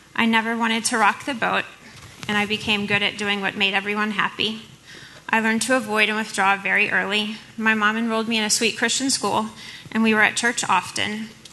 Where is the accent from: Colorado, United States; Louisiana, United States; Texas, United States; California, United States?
Louisiana, United States; New Orleans; I too am from New Orleans. I grew up with a single mom